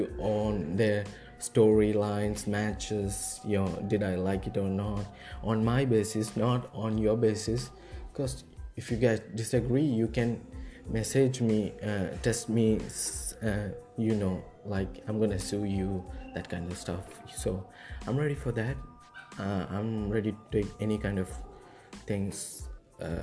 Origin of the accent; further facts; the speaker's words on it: India; I'm from India.